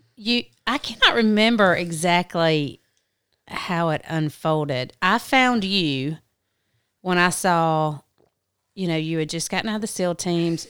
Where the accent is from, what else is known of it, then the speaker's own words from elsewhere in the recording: South Carolina, United States; I grew up in South Carolina. Obviously, I'm from the South.